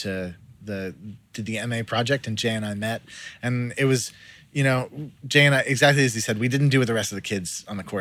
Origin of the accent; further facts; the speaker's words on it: Ottawa, Ontario, Canada; moved away as an adult; also born or lived in Aspen, Colorado; now in New Zealand; I was born and raised in Ottawa, Canada